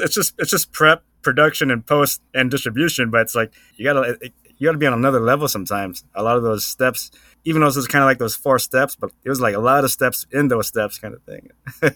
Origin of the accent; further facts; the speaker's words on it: Long Beach, California, United States; I'm from Long Beach.